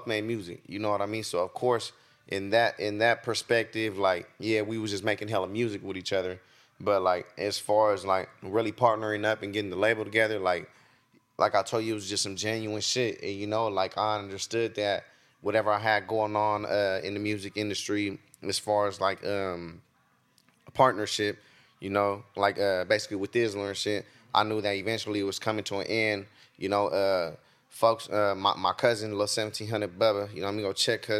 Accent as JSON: {"language": "English", "town": "Stockton", "region": "California", "country": "United States"}